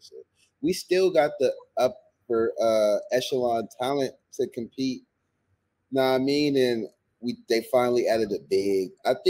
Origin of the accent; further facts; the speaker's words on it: United States; I guess I am American.